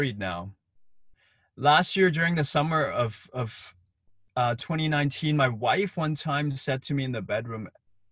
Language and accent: English; Hong Kong; as a kid, I grew up in Hong Kong